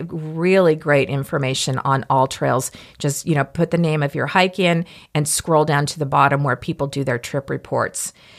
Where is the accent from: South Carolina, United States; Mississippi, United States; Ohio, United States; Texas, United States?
Mississippi, United States; I am from Mississippi, so I know mosquitoes